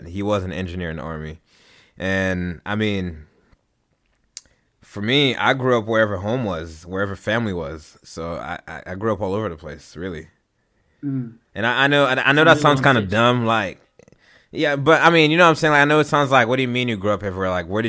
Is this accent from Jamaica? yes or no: no; Haiti; Man, I moved around a whole lot. Shoot, bro. I've lived overseas. I don't even really know where to start with this. Like, where did I grow up? I've grown up in Haiti.